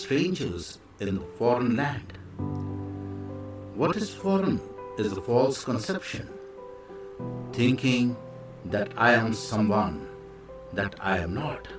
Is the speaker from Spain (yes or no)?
no; India; I am the Indian monk